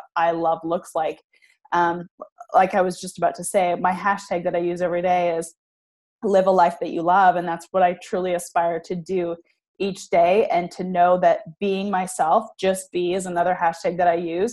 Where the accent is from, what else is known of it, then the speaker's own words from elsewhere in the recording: Canada; moved away as an adult; now in Arkansas, United States; But I am originally from Canada. I now live in Arkansas, actually.